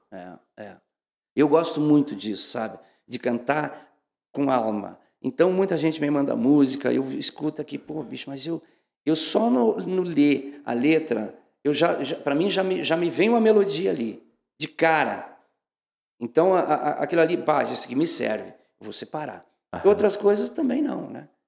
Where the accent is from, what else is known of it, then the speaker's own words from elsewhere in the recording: Campo Novo, Rio Grande do Sul, Brazil; moved away as an adult; also born or lived in Passo Fundo, Brazil / São Paulo, Brazil; now in Santa Catarina, Brazil; Mas eu sou do interior, do interior da cidade de Campo Novo, me criei rolando pedra nas canelas com meu pai